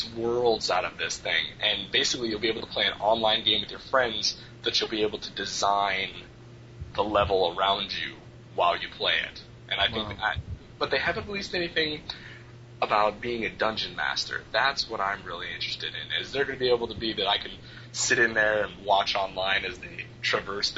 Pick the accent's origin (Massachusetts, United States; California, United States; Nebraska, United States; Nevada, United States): Nevada, United States; Las Vegas; I'm from Las Vegas